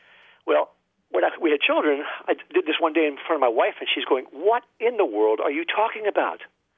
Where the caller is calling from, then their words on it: Sebastian, Florida, United States; from Sebastian, Florida. And I listened to your show